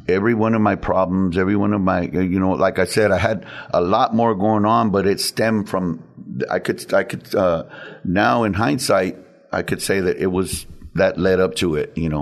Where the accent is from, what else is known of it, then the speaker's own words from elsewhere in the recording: San Antonio, Texas, United States; I've lived in San Antonio all my life